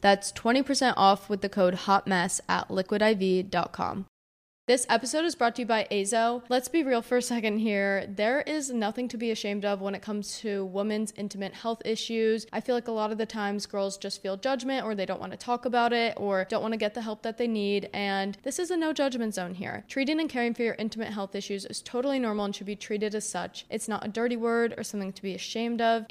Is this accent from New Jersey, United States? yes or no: yes; New Jersey, United States; I'm from Jersey